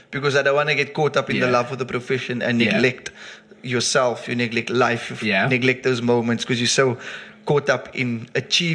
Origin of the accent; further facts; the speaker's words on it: South Africa; I'm South African